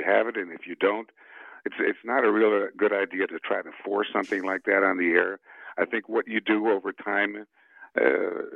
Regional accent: Chicago, Illinois, United States; first language Spanish; English is a second language; moved away; also born or lived in Bogota, Colombia / San Francisco / Baltimore; When I grew up, I grew up in Chicago. As I mentioned, my parents immigrated to the U.S. when I was 7 years old, and I spoke no English till I was 10.

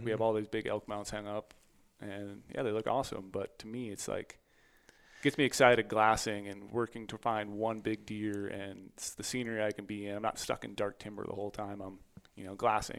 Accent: Minnesota, United States; I grew up in Minnesota.

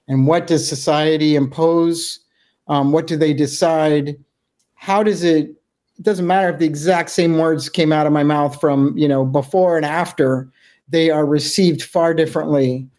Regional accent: Juneau, Alaska, United States; Juneau, Alaska.

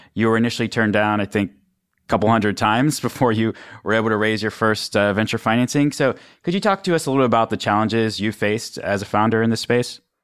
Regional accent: Western Pennsylvania, United States; I'm actually from Western Pennsylvania, this steel cold country

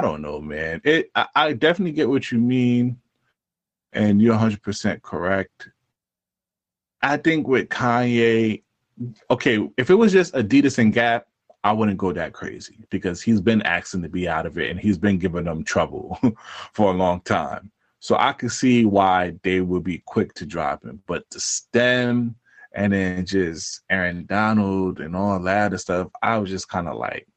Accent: New York City, New York, United States; I'm from Brooklyn.

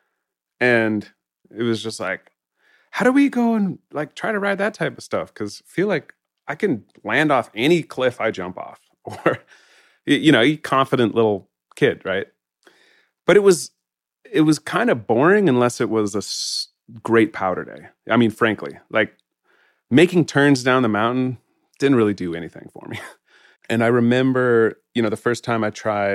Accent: Jackson, Wyoming, United States; I grew up in Jackson

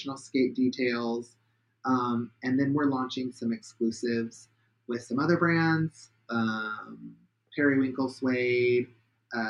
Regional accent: Pacific Northwest, United States; I'm from the Pacific Northwest

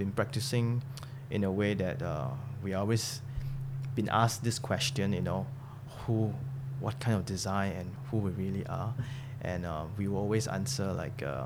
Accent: Singapore; the good thing about being a Singaporean

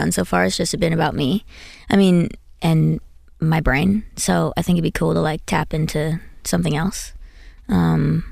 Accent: New Jersey, United States; I'm from Jersey.

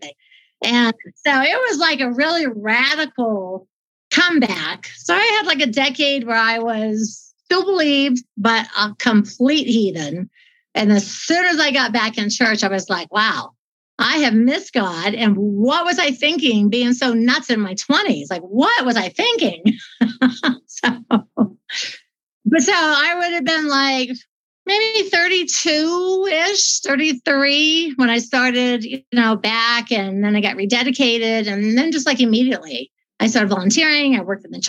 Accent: Dayton, Ohio, United States; now in Colorado, United States; I was raised in Ohio

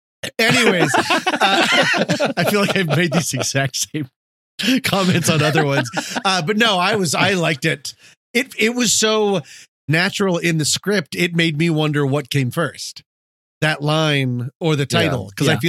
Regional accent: Colorado, United States; But I'm from Colorado

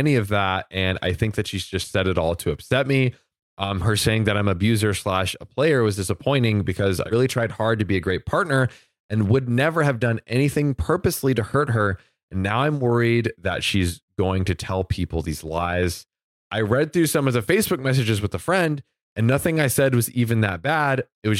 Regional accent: Florida, United States; I'm from Florida.

